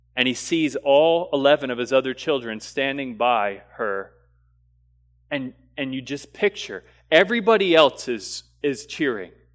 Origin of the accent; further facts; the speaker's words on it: the South, United States; growing up in the South and being, uh, you know, kind of Americanized Christianity